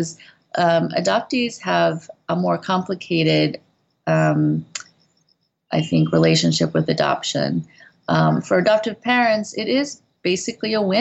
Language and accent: English; Midwest, United States; moved away as an adult; also born or lived in Korea; now in South Korea; we're both from the Midwest